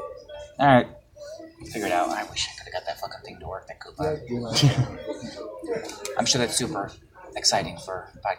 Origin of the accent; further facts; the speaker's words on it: Madison, Ohio, United States; my hometown in Madison